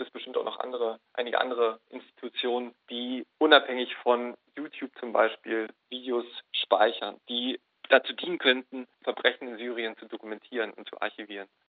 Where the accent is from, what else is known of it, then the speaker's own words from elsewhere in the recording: Germany; ich bin Deutscher.